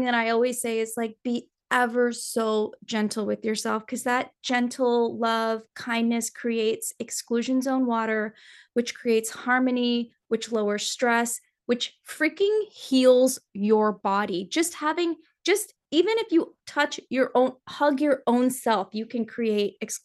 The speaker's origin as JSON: {"language": "English", "country": "Nepal", "tie": "born or raised there", "moved": "yes", "said": "I'm from Nepal and Hinduism is a very like, it's like the number one, the major religion of Nepal. So I grew up with what I thought was just like all of these gods"}